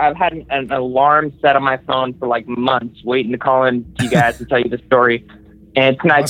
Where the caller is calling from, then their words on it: Southern California, United States; I'm calling from Southern California.